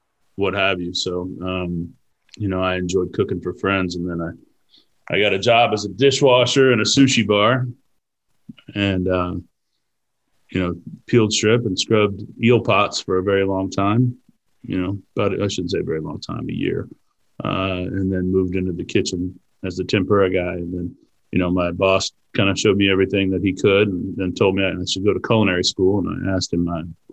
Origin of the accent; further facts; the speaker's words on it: Tulsa, Oklahoma, United States; also born or lived in Nebraska; now in Houston, United States; I was born in Nebraska, and then we moved to Tulsa, Oklahoma, when I was one. It's kind of where I grew up